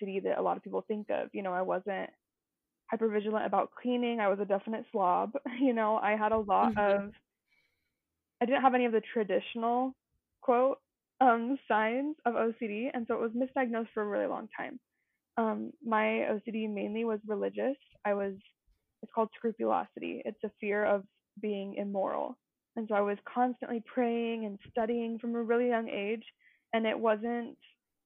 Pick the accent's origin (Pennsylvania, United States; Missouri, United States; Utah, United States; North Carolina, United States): Utah, United States; So I grew up here in Utah and I've lived here forever